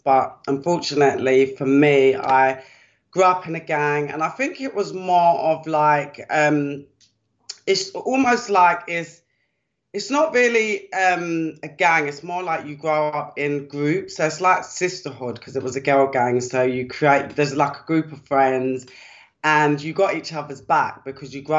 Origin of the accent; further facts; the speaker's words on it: London, United Kingdom; I was brought up in Deptford, which used to be, I should say, quite a rough part of the UK in South London.